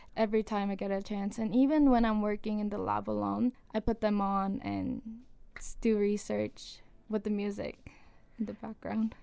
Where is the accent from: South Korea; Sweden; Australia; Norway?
South Korea; moved away; I grew up in Korea, South Korea